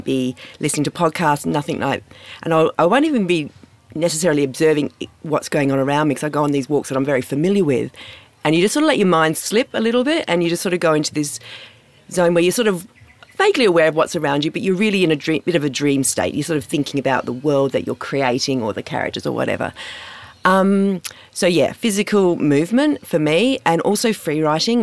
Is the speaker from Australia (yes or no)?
yes; Perth, Western Australia, Australia; I grew up in Morley in Perth, and my local school was Camboon